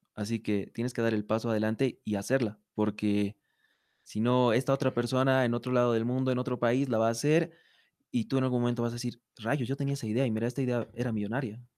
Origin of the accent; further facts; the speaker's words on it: Bolivia; nosotros como bolivianos